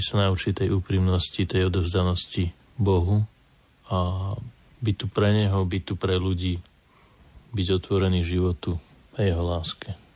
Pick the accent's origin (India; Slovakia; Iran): Slovakia; Kremnica, Banská Bystrica Region; sme z Kremnice